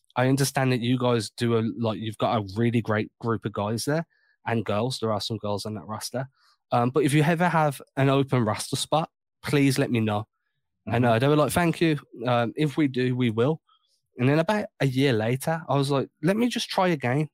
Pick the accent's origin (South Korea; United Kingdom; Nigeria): United Kingdom; England; Growing up in England